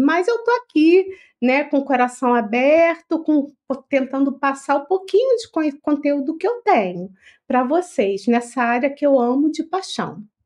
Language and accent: Portuguese; Rio de Janeiro, Brazil; moved away as an adult; now in São Paulo, Brazil; eu não sou paulista, eu sou carioca, eu estou aqui no, em São Paulo, acho que são cinco anos, cinco ou seis